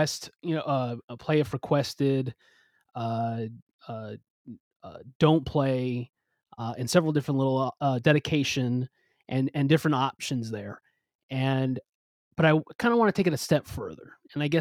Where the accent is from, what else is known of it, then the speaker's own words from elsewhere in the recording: Southern California, United States; also born or lived in East Coast; I'm originally from Southern California